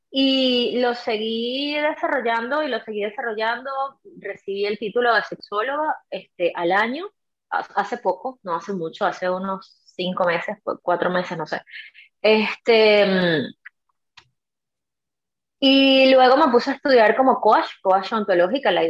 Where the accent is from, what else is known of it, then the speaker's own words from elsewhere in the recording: Venezuela; moved away; Mi hijo. Yo tengo, yo tengo un hijo, tengo un hijo de, de 12 años y yo no salí de Venezuela, en mi caso no